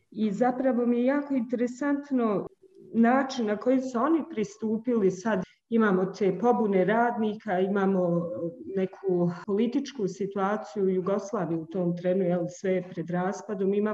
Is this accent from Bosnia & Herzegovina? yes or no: yes; Bihać, Una-Sana Canton, Bosnia & Herzegovina; ja sam e, iz Bosne i Hercegovine, iz Bihaća, jako smo blizu gore Hrvatskoj